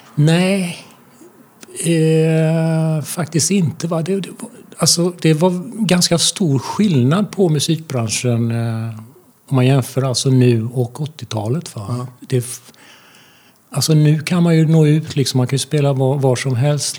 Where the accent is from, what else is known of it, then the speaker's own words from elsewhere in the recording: Falköping, Västra Götaland, Sweden; now in Gothenburg, Sweden; jag kommer från Falköping